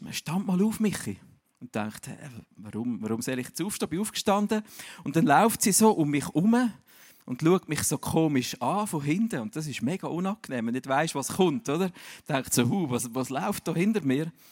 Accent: Zürich, Switzerland; Ich bin ja eigentlich äh, in Zürich daheim, aber meine Eltern sind beide Berner.

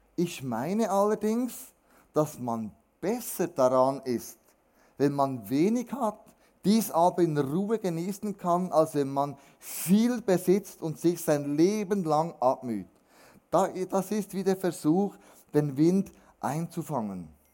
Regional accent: Switzerland; wir Schweizer

